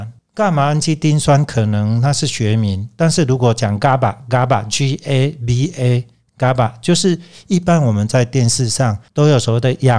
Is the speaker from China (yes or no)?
no; Taiwan; 再加上台湾的茶农，我觉得这也是我们台湾人的骄傲。